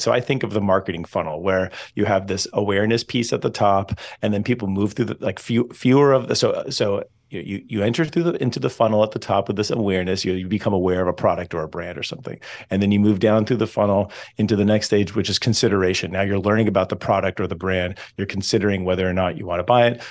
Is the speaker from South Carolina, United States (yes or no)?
no; Southern California, United States; I'm originally from Southern California, so the west, but not the northwest